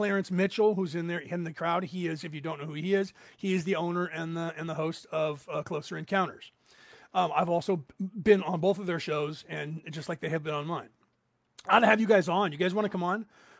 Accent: Ireland; I'm Irish, and we like that sort of thing.

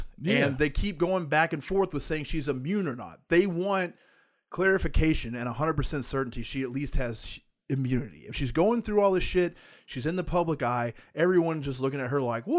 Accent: Texas, United States; Now I'm from Texas. You don't fuck with me.

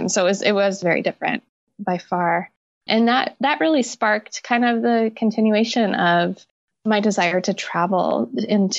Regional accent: Central Washington, United States; I grew up in Central Washington

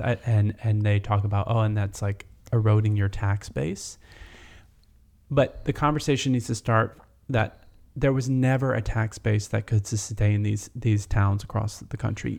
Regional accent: North Georgia, United States; where I grew up in North Georgia

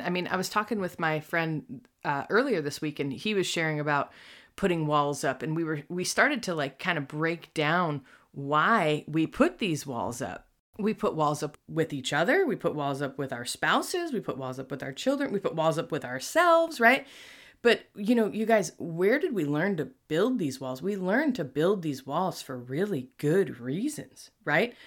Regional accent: Buffalo, New York, United States; moved away; I'm from Buffalo

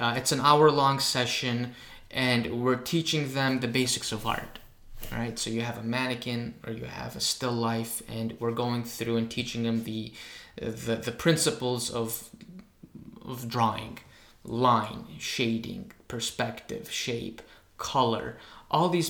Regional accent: Greece; moved away; when I was growing up in Greece

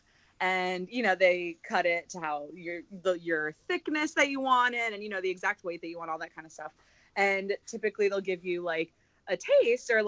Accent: Florida, United States; we grew up in Florida

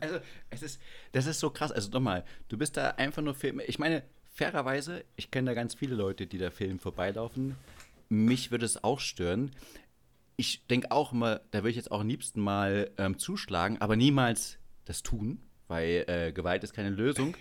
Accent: Biere, Saxony-Anhalt, Germany; moved away as an adult; now in Munich, Germany; in meiner Heimatstadt, da gibt es ein kleines Kaff, das heißt Biere.

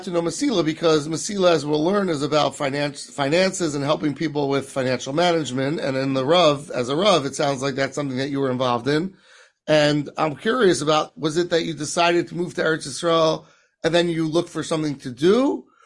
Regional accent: London, United Kingdom; Born and bred in London

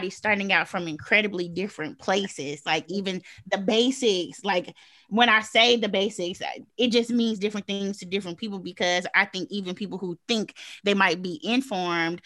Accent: the South, United States; I'm from the South

